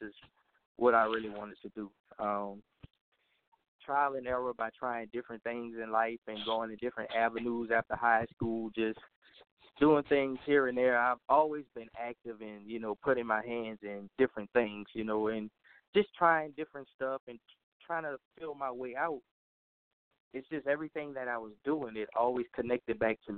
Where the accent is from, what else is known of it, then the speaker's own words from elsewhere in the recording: New Orleans, Louisiana, United States; that's my hometown. That's where I was born and raised